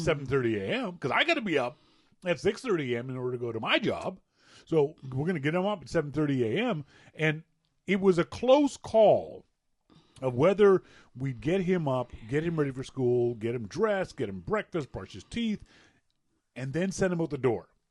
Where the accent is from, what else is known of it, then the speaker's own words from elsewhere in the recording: Nova Scotia, Canada; moved away; in my Nova Scotia brain